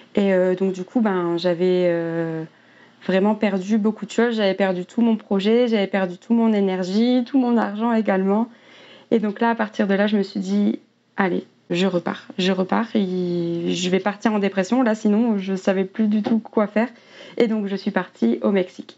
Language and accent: French; near Dunkirk, Hauts-de-France, France; j'ai grandi à près de Dunkerque, dans le nord de la France, dans un petit village.